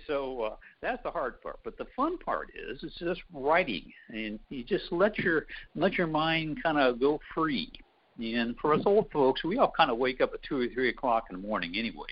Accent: Central Ohio, United States; moved away; growing up in Central Ohio

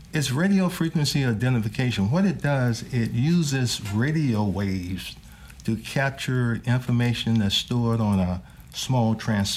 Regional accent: Norfolk, Virginia, United States; I was raised in Norfolk, Virginia, and I went to Booker T. Washington High School in Norfolk

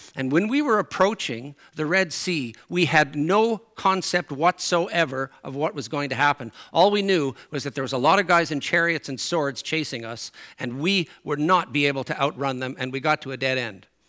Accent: Newfoundland and Labrador, Canada; accent: Newfoundland; moved away; my Newfoundland accent comes out and my Newfoundland expressions come out

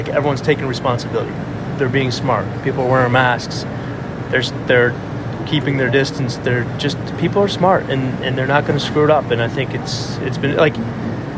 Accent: Northeast, United States; now in Boston, United States; I'm from the Northeast

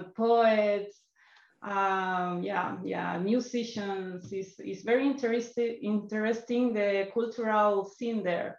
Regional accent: Santiago, Santiago Metropolitan Region, Chile; English is a second language; moved away as an adult; also born or lived in Mexico City; now in Tulum, Mexico; I grew up in Santiago, and then I decided to move to Mexico City. Then things of life take me to Tulum.

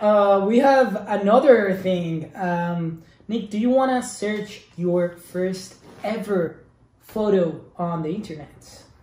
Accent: Spain; English is a second language; moved away; also born or lived in Ireland; I'm from Spain.

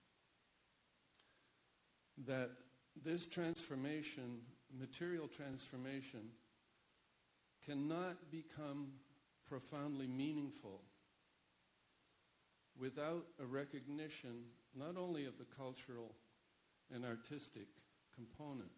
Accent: Netherlands; also born or lived in India; now in Canada; I'm of Dutch origin. I was born in the Netherlands. So I've always had some awareness of art in a way perhaps that my fellow Canadians don't necessarily all share

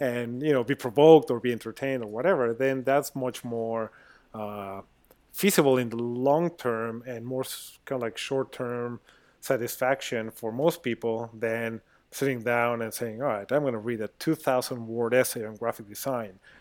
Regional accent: Mexico; moved away; I'm a designer, I'm originally from Mexico

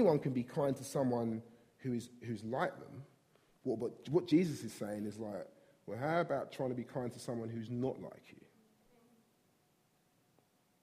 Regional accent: London, United Kingdom; I grew up in South East London, grown up here all my life

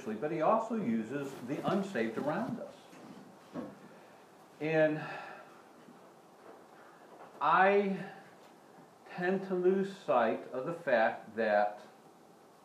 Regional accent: United States; growing up in America

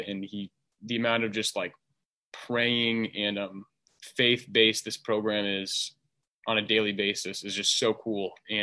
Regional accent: Arizona, United States; born and raised in Arizona.

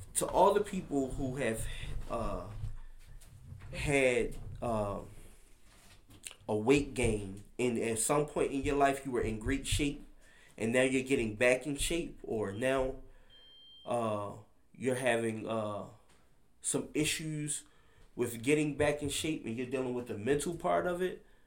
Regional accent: Baltimore, Maryland, United States; growing up in Baltimore

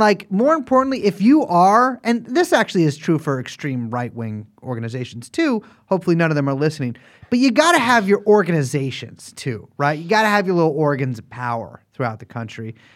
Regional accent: Texas, United States; my home state of Texas

